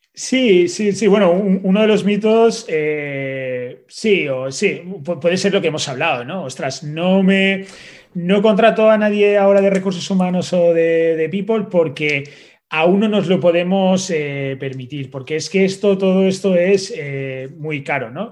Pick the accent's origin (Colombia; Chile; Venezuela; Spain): Spain; Valencian Community; como buen valenciano, pues tomo eh, mis naranjas y mis mandarinas